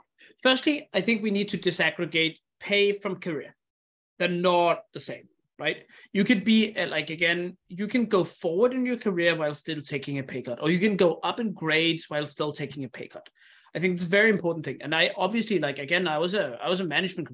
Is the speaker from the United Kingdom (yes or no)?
no; Denmark; moved away; also born or lived in Indonesia; I come from Denmark, which is a super high security country.